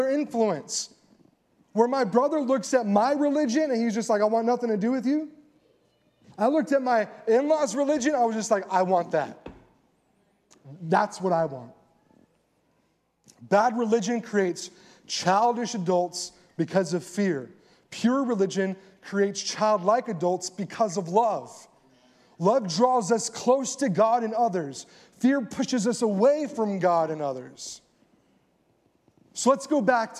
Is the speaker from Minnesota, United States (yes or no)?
no; California, United States; moved away as an adult; also born or lived in Colorado; now in Texas, United States; I'm from California.